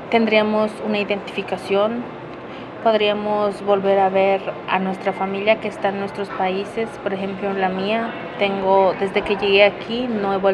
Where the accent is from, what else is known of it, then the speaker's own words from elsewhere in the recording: Hidalgo, Mexico; moved away as an adult; now in Landrum, United States; vengo del estado de Hidalgo